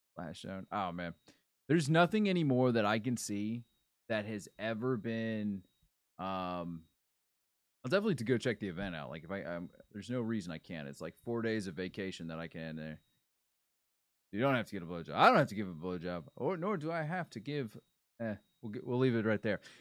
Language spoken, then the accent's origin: English; Florida, United States; I'm from Florida